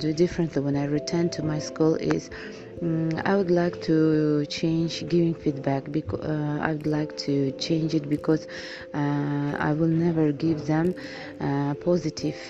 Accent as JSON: {"language": "English", "region": "Tashkent Region", "country": "Uzbekistan", "second_language": "English", "said": "I'm from Tashkent region in Gyul City"}